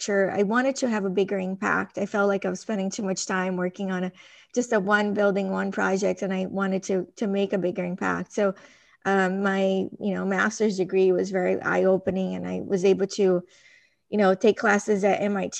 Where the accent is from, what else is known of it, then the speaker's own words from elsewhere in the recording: Brazil; moved away; I grew up in Brazil, and I think that my early childhood influenced a lot of like who I am today